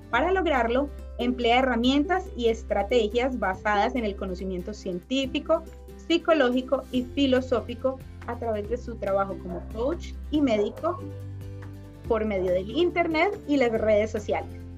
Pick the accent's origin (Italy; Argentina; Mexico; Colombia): Colombia; Medellín, Antioquia; Yo soy de Medellín, de Colombia.